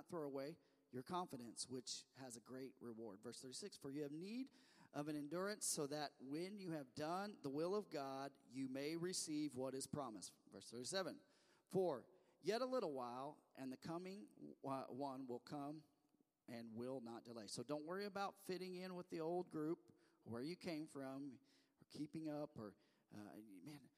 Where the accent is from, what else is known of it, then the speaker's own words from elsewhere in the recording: the Ozarks, United States; accent: Ozark; my Ozark accent